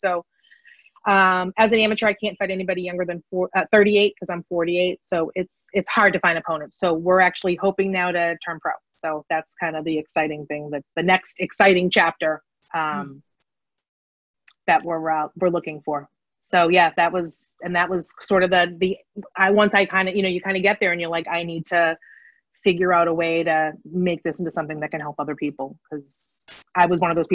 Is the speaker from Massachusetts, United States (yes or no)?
yes; Lowell, Massachusetts, United States; I'm from Lowell, Massachusetts.